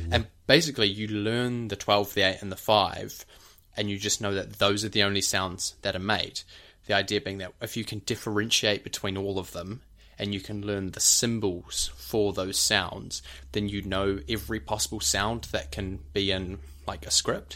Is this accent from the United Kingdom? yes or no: no; New Zealand; in New Zealand, we're pretty monotonous